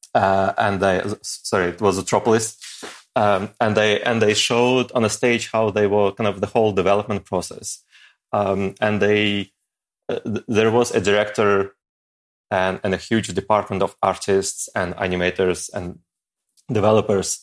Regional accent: Ukraine; moved away as an adult; also born or lived in Saint Petersburg, Russia; I wasn't able to find a job, uh, back in my home country

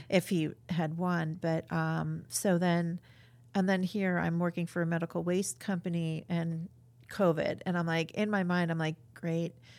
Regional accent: New York, United States; now in Cedar Rapids, United States; I'm from New York

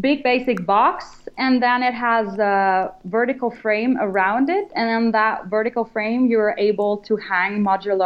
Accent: Germany; moved away; I'm from Germany

